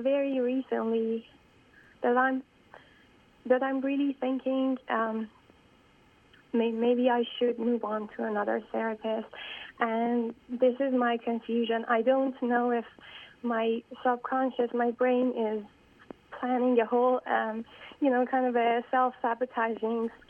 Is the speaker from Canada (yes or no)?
no; Iran; moved away as an adult; now in United States; I was born and raised in Iran, and then moved to the States about 5 years ago to pursue a graduate studies here in the U.S.